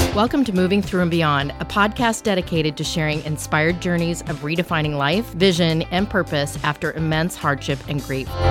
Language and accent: English; Colorado, United States; also born or lived in Arizona; now in Oklahoma, United States; I grew up in Colorado.